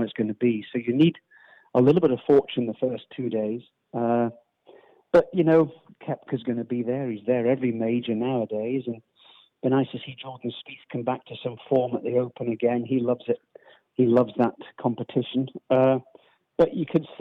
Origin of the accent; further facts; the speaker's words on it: United Kingdom; as a Brit